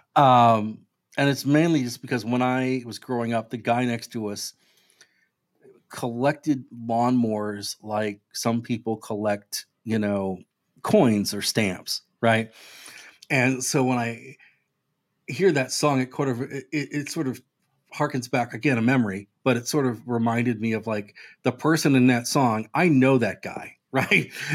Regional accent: United States; also born or lived in Brooklyn; as an American

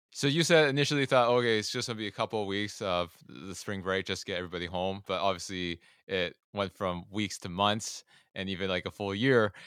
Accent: Toronto, Ontario, Canada; I'm from Toronto

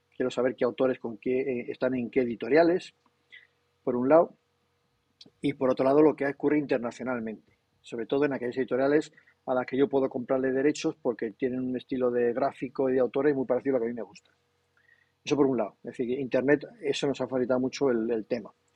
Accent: Castile and León, Spain; yo que soy muy castellano, en Castilla y León

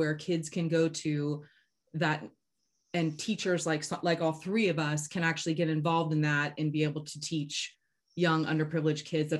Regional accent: Florida, United States; I grew up in Florida.

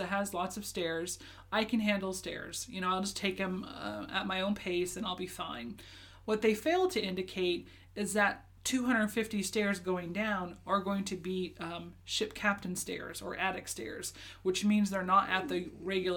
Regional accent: Alaska, United States; also born or lived in Japan / Kentucky; I was born and raised in Alaska, lived here almost my entire life, with the exception of 1 year in Japan and 2 years in Kentucky with you.

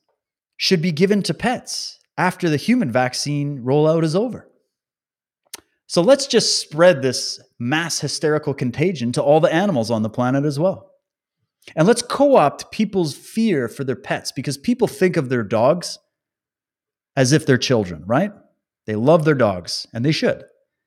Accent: Alberta, Canada; born there; I was born in Alberta, just so you know. So I have a connection to that part of Canada.

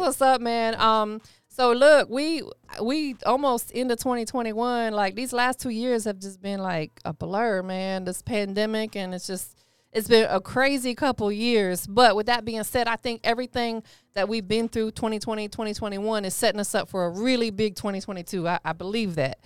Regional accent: Tampa, Florida, United States; also born or lived in Cleveland, Ohio; I'm from Tampa

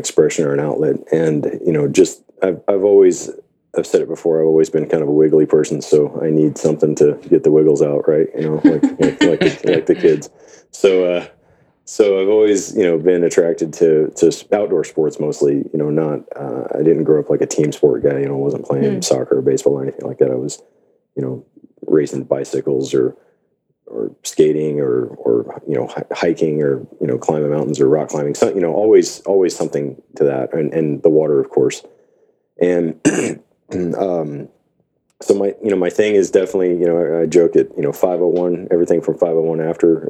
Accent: Gulf Coast, United States; also born or lived in Houston; now in Tacoma, United States; I grew up in the Gulf Coast, and it's flat and ridiculously hot

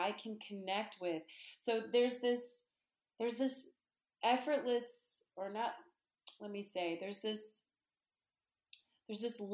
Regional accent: Charlotte, North Carolina, United States; also born or lived in Copenhagen, Denmark; now in Brooklyn, New York, United States; growing up in the South, you know, I was raised in North Carolina

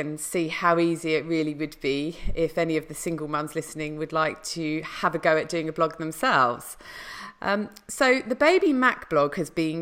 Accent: United Kingdom; coming from the UK

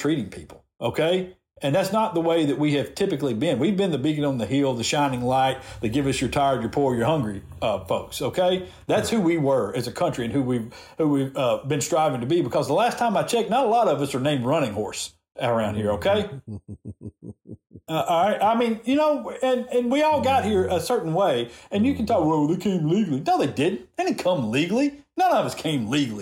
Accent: the South, United States; accent: Southern; my Southern accent

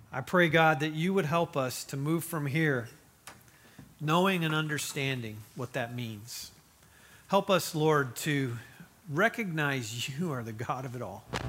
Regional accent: Mishawaka, Indiana, United States; moved away; I grew up in Mishawaka, Indiana

